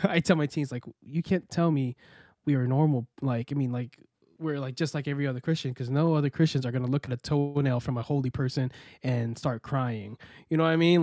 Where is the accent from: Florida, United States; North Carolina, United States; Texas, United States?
Florida, United States; also born or lived in Queens, New York; I was born in Queens, New York, and raised in Florida